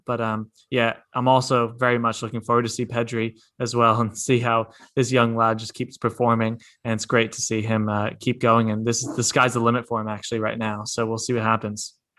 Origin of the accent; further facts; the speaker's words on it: United States; moved away; I'm coming from America